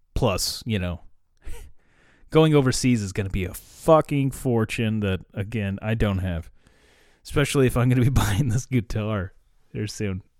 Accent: United States; I'm American

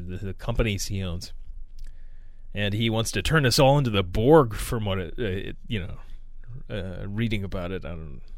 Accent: United States; I am an American.

